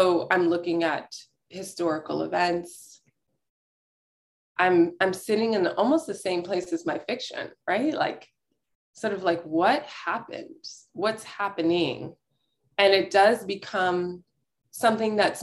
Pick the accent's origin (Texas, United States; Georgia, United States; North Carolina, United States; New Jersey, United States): Texas, United States; Houston; also born or lived in Brooklyn, New York; now in Berkshires, United States; I grew up in Houston